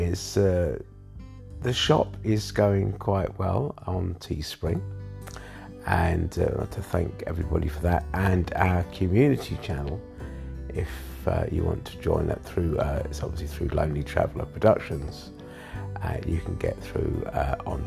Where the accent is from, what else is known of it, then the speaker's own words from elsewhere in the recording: London, United Kingdom; I was born in London as well.